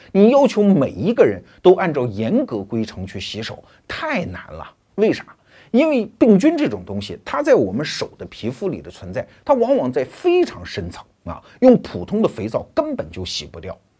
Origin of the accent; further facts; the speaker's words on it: China; 我们中国人